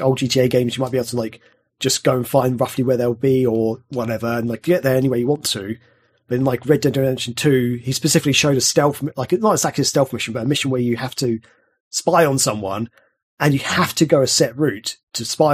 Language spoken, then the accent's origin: English; England, United Kingdom; I'm English